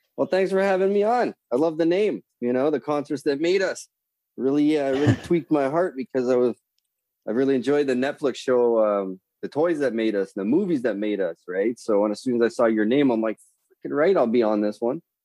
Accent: north of Toronto, Ontario, Canada

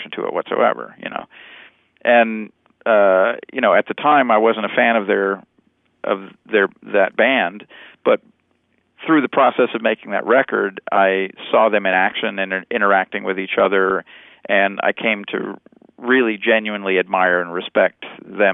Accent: Montana, United States; moved away; also born or lived in Chicago; I came from Montana. There's a lot of sort of shared experience from growing up in the Northwest

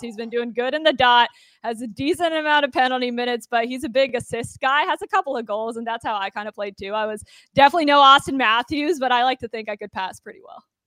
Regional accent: Toronto, Ontario, Canada; now in United States; I'm also from Toronto

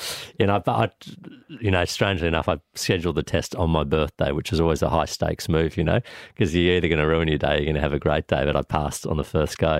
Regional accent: Sydney, New South Wales, Australia; also born or lived in Canada; I grew up on, on the north shore of Sydney on, at Taramara, deep up, up on the north shore where my mum's family was.

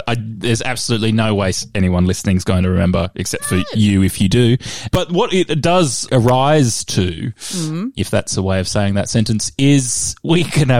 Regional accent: Perth, Western Australia, Australia; I'm from Perth

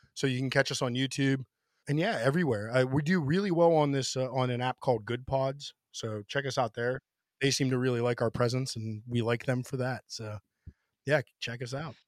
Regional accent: Pennsylvania, United States; moved away as an adult; now in Washington, D.C., United States; before I moved away from Pennsylvania for a little bit

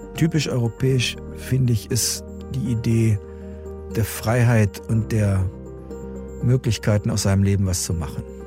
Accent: Germany; mein Heimatland Deutschland hat eine Menge zu bieten

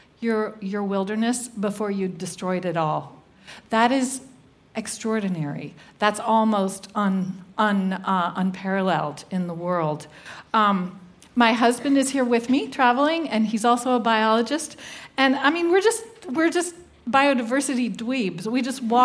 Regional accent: the American South, Southern United States, United States; accent: Southern; I'm a Southerner. I kind of tone it down when I travel, so I will be understood, but Southern Americans make an event of our vowels.

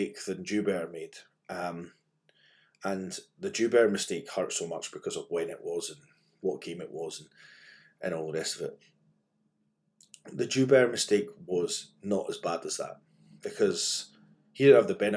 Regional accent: Scotland, United Kingdom; as a Scotsman

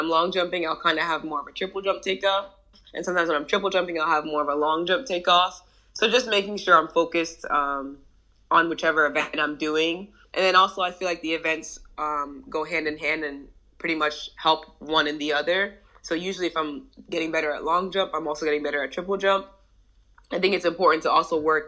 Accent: New Jersey, United States; I was raised in New Jersey.

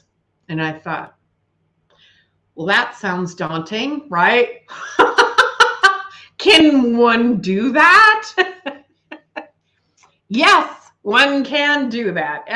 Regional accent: Billings, Montana, United States; now in Bridger, United States; my hometown of Billings and where I currently live in Bridger

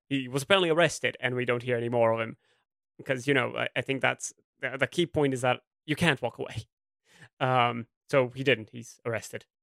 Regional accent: Brazil; English is a second language; a Brazilian academic

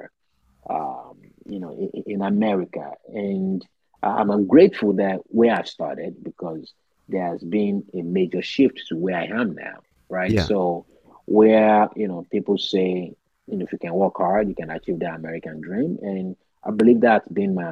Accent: Nigeria; now in United States; Growing up in Nigeria

